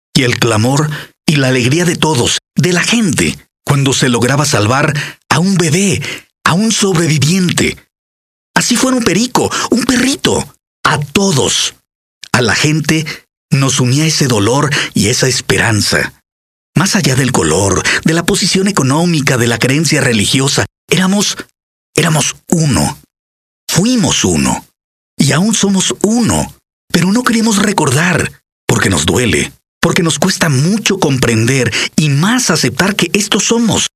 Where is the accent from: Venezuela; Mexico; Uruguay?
Mexico; Mexico City; mi tierra, comenzó a temblar